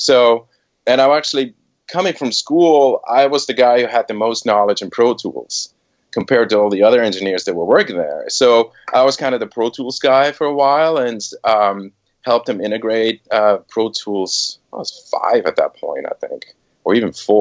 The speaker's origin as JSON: {"language": "English", "country": "Switzerland", "tie": "born or raised there", "also_born_or_lived": "Boston / New York / San Francisco Bay Area", "moved": "as an adult", "said": "I was born and raised in Switzerland"}